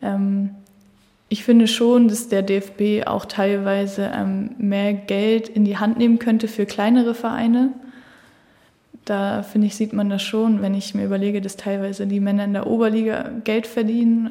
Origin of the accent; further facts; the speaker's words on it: Germany; dass so Hamburg oder hier SV Henschild-Ulzburg meine Heimat ist